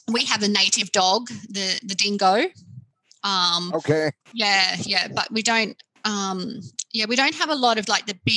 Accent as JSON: {"language": "English", "country": "Australia", "tie": "born or raised there", "said": "So I'm Australian and lived here all my life, born"}